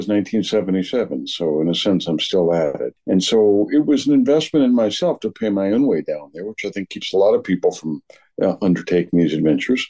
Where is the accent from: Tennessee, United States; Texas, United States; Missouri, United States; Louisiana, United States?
Louisiana, United States; New Orleans; moved away; I grew up in New Orleans